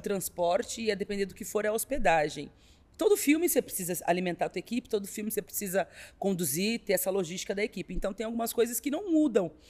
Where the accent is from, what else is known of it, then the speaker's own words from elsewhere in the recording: São Paulo, Brazil; also born or lived in Taboão da Serra / Campo Limpo; ter sido nascida e criada na Vila Madalena